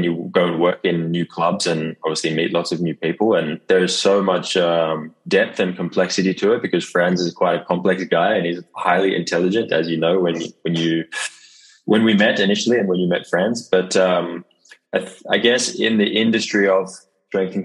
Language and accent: English; Sydney, New South Wales, Australia; moved away as an adult; now in Rotterdam, Netherlands; I'm initially from Sydney, Australia. That's where I call home.